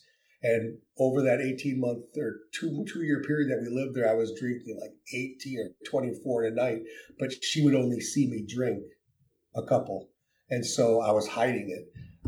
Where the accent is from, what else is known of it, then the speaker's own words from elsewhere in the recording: Wisconsin, United States; moved away as an adult; also born or lived in Illinois / Japan / Spain / Italy; I'm originally from Wisconsin. I was born in Illinois, raised in Wisconsin until I was 22, and then I joined the Navy.